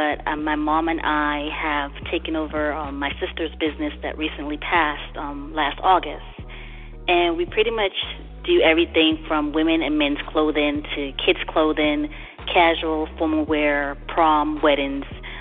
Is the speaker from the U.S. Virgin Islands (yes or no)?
yes; U.S. Virgin Islands; now in Georgia, United States; I'm originally from St. Thomas, Virgin Islands, born and raised.